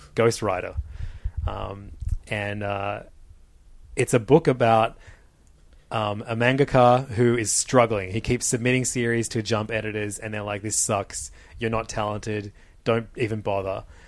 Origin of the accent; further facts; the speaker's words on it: Australia; we're Australian